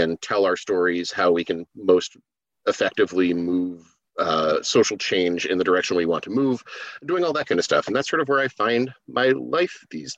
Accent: New Hampshire, United States; also born or lived in Kalamazoo, Michigan; I moved from Michigan when I was like 6 months old. Yeah, like 6 months old. So I don't remember it too well, you know, but I, you know, grew up in New Hampshire

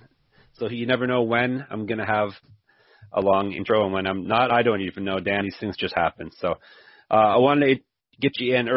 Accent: Canada; I'm Canadian

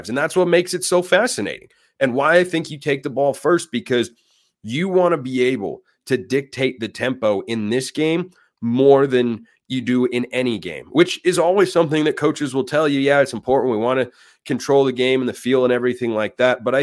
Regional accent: Oregon, United States; moved away; I'm, I'm from Oregon originally

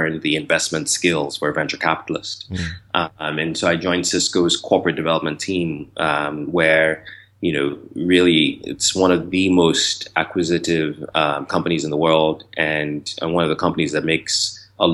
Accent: Nigeria; moved away as an adult; also born or lived in United States / Los Angeles / San Francisco; I was born and raised in Nigeria, and you know, left in 1994 to go to undergrad in the United States

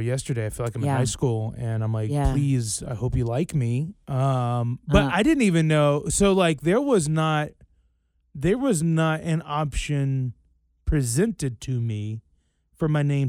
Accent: Roanoke, Virginia, United States; Roanoke, Virginia.

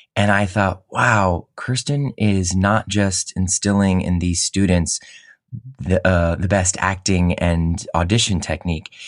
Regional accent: Cleveland, Ohio, United States; I grew up in Cleveland

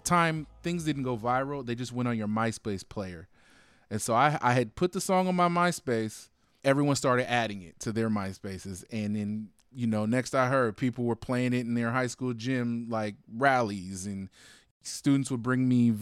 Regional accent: Alameda, California, United States; I'm born and raised in the Bay Area. I'm from Alameda

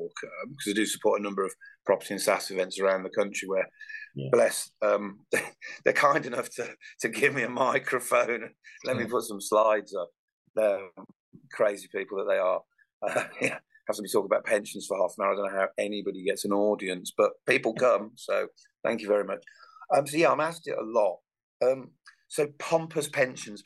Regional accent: Birmingham, West Midlands, United Kingdom; I'm a Brummie

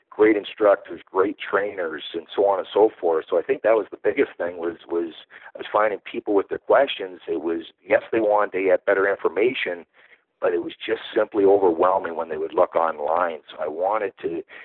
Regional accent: Canada; also born or lived in Pennsylvania / France; now in Toronto area, Canada; I am a Canadian uh, northerner, um, and yeah, like uh, like every Canadian, I played my hockey growing up

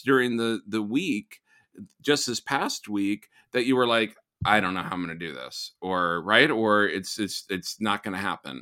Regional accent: Texas, United States; I saw the injustices growing up in Texas

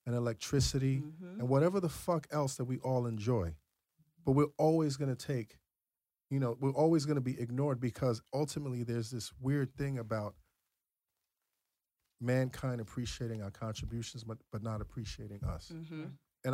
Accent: New York City, New York, United States; I'm from Brooklyn

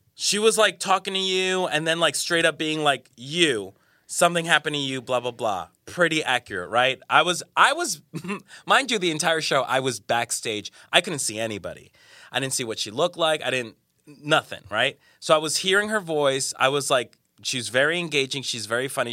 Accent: Colombia; moved away; I'm from Colombia, from South America

